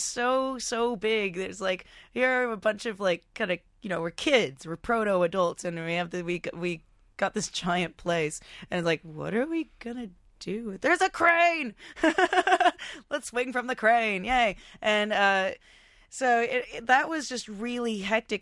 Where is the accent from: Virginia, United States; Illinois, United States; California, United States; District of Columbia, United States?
California, United States; Topanga; also born or lived in Los Angeles; now in Australia; from the same really tiny hometown called Topanga Canyon